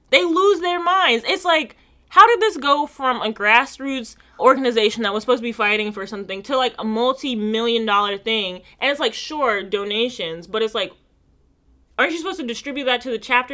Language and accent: English; United States; I'm American